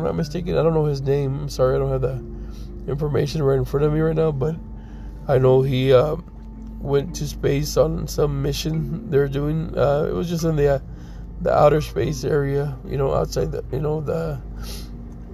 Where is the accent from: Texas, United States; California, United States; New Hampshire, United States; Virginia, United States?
Texas, United States; now in Colorado, United States; I'm from Texas, so I can tell you that the last time it snowed there was in 1985, which I was like maybe 4 or 5 years old at that time